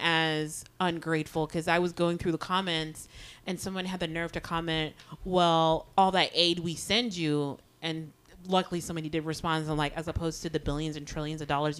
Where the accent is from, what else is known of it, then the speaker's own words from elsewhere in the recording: Jamaica; as a Jamaican